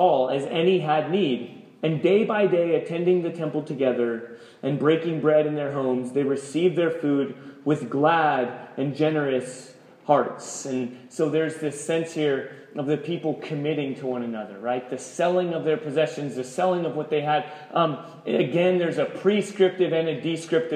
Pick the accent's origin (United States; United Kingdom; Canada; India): United States; We're American, we're Christian